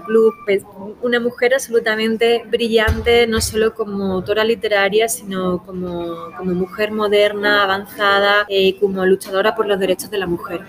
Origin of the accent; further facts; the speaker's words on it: Spain; nuestro país